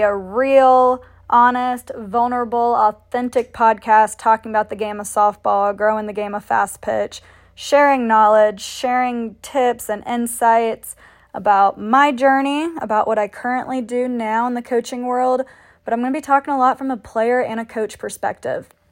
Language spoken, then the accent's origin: English; Canton, Georgia, United States; also born or lived in Milledgeville, Georgia; I ended up moving back to my hometown in Canton, Georgia